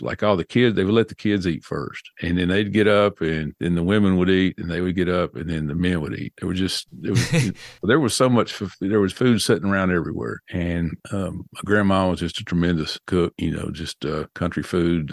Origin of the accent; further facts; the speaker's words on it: Nashville, Tennessee, United States; accent: southern; I was born and raised in Nashville, Tennessee, but all my family was from the western part of the state of Tennessee